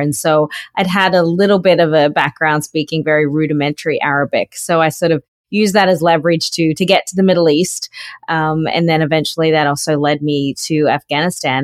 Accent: North Queensland, Australia; also born or lived in Sydney, Australia; I grew up in North Queensland, um, on a sugarcane farm

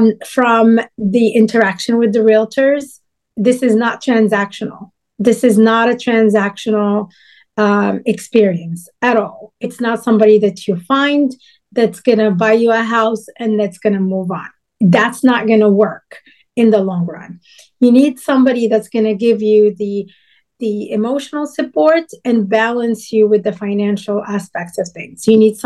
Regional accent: Casablanca, Casablanca-Settat, Morocco

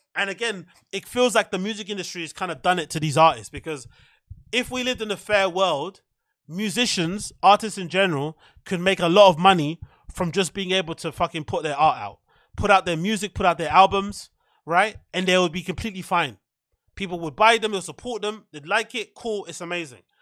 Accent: United Kingdom; we're British people

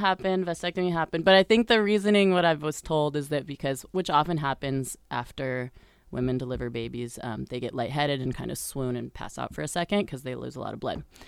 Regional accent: Colorado, United States; moved away as an adult; also born or lived in Brazil; I was born in Colorado to, let's see, I was, I lived there until I was about eighteen

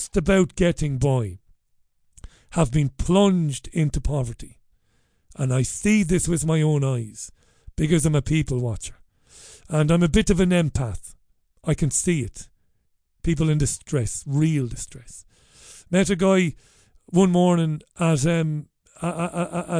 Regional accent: Waterford, Munster, Ireland; now in Salford, United Kingdom; I grew up in Ballybeg in Waterford in the 80s when poverty was real

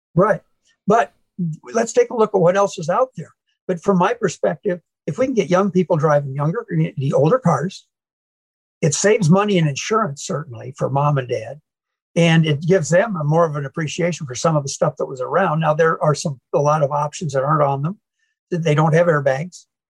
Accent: Manchester, Iowa, United States; now in St. Louis, United States; I grew up in Iowa

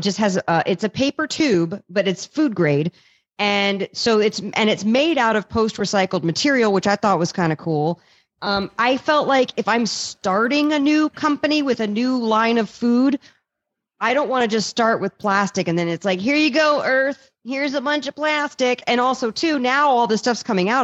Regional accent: East Coast, United States; I'm from the East Coast

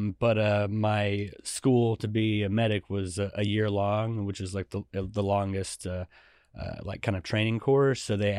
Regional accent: Georgia, United States; I grew up at the first part of it kind of on a farm.

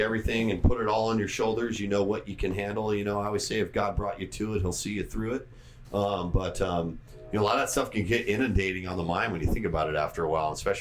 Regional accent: San Diego, California, United States; being born and raised in North County, San Diego

